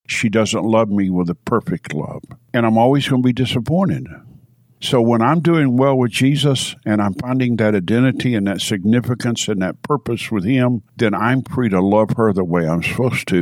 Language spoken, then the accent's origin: English; Knoxville, Tennessee, United States; also born or lived in California; Born and raised in Knoxville